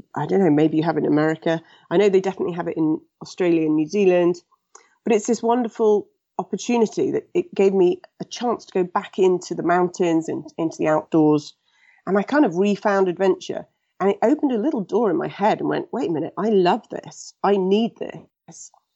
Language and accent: English; England, United Kingdom; I was born in England and raised in England.